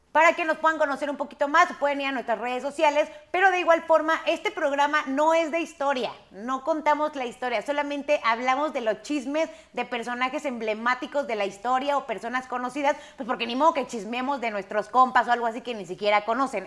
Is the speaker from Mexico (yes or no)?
yes; Mexico; nuestro país